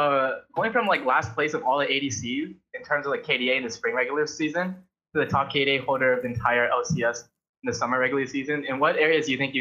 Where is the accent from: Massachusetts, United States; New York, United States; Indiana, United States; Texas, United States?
Massachusetts, United States; Newton; Oh, I'm Newton.